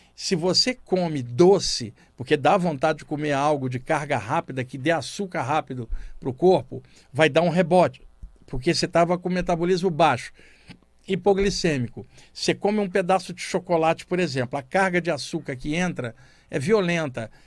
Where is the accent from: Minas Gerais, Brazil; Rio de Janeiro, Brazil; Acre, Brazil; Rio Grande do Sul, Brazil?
Rio de Janeiro, Brazil; moved away as an adult; now in São Paulo, Brazil; eu cresci no Rio de Janeiro, estou em São Paulo há 32 anos